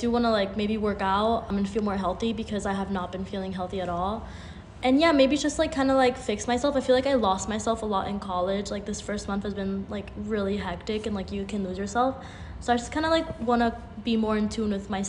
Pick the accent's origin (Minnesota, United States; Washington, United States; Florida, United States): Florida, United States; Miami; Okay, so I'm from Miami and I'm gonna be back there um, for Christmas.